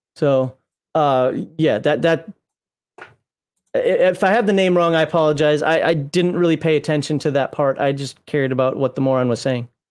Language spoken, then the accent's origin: English; United States; also born or lived in Kuwait / South Korea / Japan; I'm American.